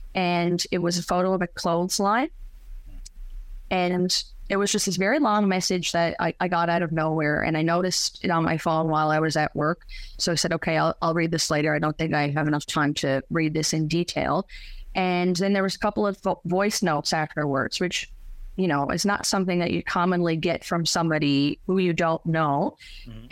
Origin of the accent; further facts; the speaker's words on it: St. Philip's, Newfoundland and Labrador, Canada; now in St. John's, Canada; born and raised in St. Philip's, now living in downtown St. John's.